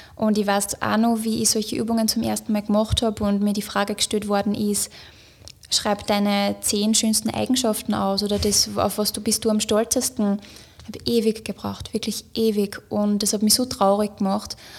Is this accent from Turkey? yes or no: no; Upper Austria, Austria; moved away as an adult; also born or lived in Linz; now in Vienna, Austria; ich bin ja aus Oberösterreich und ich bin dann nach Wien gezogen wegen meiner Arbeit